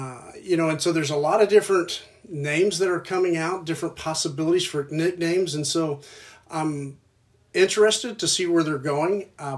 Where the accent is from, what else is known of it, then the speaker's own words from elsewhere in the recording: Oklahoma, United States; moved away; also born or lived in North Dakota; growing up in Oklahoma